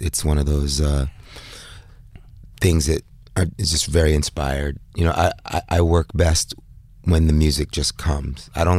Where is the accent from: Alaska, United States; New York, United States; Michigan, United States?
New York, United States; New York City; moved away as an adult; also born or lived in Bed-Stuy, Brooklyn / Bahamas; now in Paris, France; I'm from New York. I lived here many, many years, as you know. But, I live between Paris and the Bahamas right now.